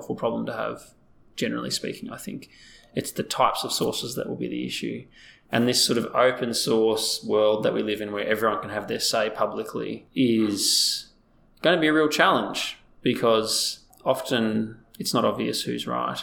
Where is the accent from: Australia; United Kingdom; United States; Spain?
Australia; we're such a multicultural society.